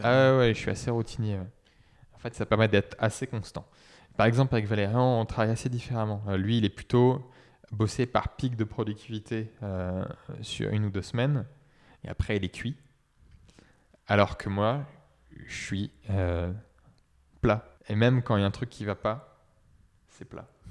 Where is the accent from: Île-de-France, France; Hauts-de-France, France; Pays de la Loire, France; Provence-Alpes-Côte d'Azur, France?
Pays de la Loire, France; Saumur; moved away as an adult; also born or lived in Brittany; now in Nantes, France; à l'origine, euh, je suis de Saumur, donc à côté d'Angers